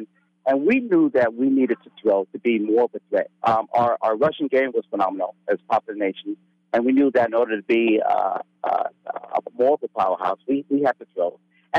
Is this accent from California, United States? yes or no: yes; San Bernardino, California, United States; moved away as an adult; also born or lived in Oregon; Southern California, San Bernardino. I came from Fontana High School.